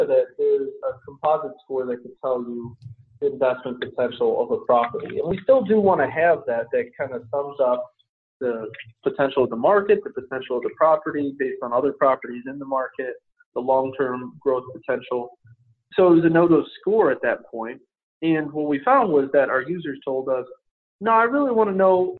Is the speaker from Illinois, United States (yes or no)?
yes; Chicago, Illinois, United States; my hometown of Chicago